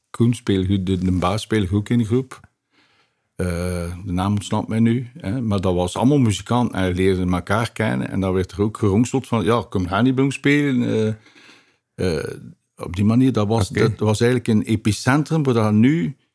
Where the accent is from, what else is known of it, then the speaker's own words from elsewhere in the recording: Ghent, Flanders, Belgium; Ik ben eigenlijk van Gent Centrum.